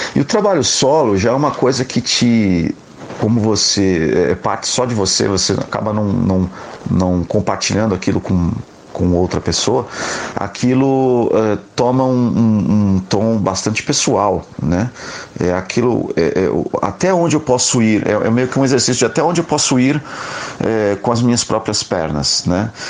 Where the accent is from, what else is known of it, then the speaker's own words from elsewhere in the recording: Brazil; como eu sou é, é, brasileiro, né, eu componho em, em, português